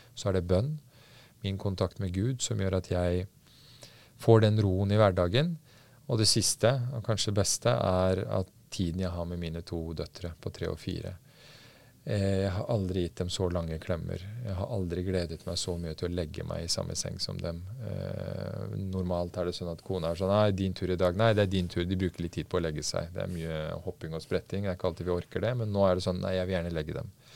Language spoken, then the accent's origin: Norwegian; Norway; also born or lived in Afghanistan; Jeg har hatt det veldig veldig fint gjennom oppveksten i trygge Norge